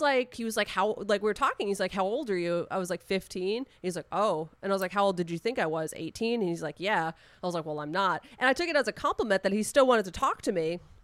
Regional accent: Long Island, New York, United States; I grew up on Long Island.

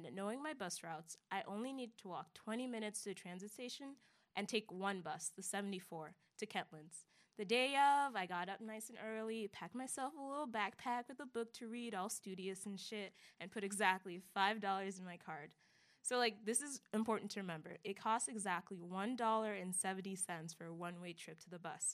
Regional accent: Germantown, Maryland, United States; I am from Germantown, Maryland, which is the best town in the world

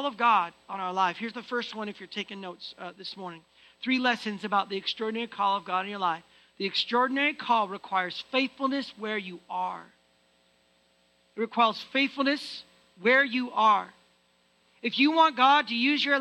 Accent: United States; now in Canada; I'm American

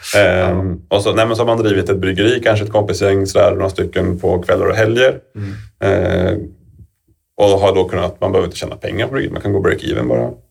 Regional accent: Falun, Dalarna County, Sweden; jag växte upp i Falun

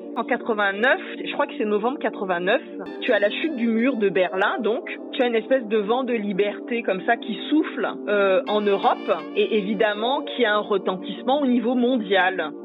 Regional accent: Bangui, Central African Republic; moved away; also born or lived in Yaoundé, Cameroon; je vivais en fait à Bangui dans mon enfance. Je suis née à Yaoundé, j'y ai vécu les trois premières années de ma vie, puis après je suis allée vivre à Bangui

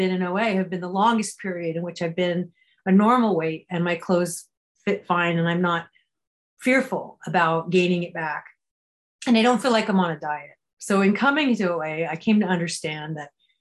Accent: California, United States; I grew up in California

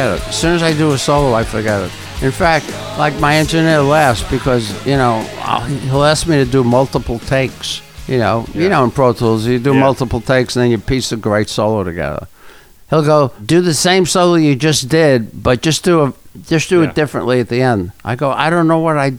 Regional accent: New York City, New York, United States; I'm from the Bronx

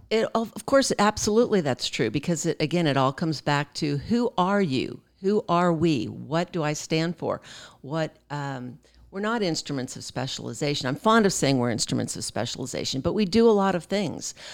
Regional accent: Pennsylvania, United States; now in Fort Worth, United States; I'm from Pennsylvania, but I have lived here in Texas a big part of my life

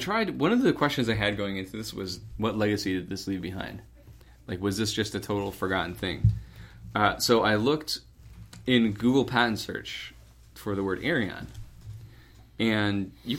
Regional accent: United Kingdom; Being British, if you look at a picture of that one, it's called the Flying Bum.

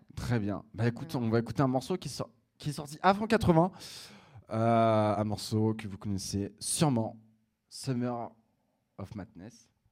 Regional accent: Picardy, Hauts-de-France, France; de là d'où je viens, ça s'appelle la Picardie

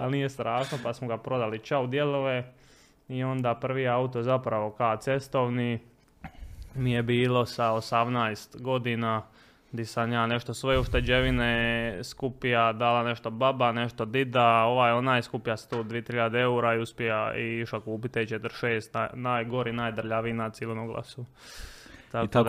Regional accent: Split, Split-Dalmatia County, Croatia; moved away; also born or lived in Mostar; počeo raditi sezonske poslove kod nas u Splitu

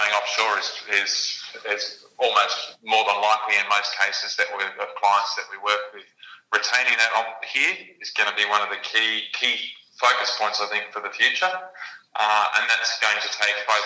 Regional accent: Australia; Australians. We're in a pretty ingenious bunch

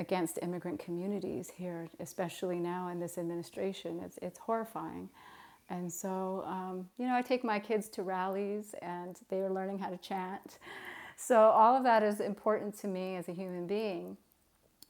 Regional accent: Santa Ana, California, United States; moved away as an adult; also born or lived in El Paso, Texas; I grew up in Southern California in a community, a very Latino community, Santa Ana, California

